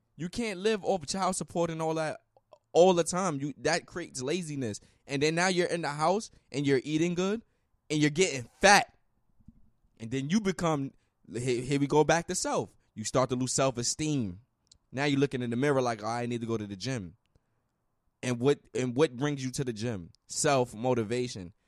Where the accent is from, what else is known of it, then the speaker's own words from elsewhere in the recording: United States; I'm American.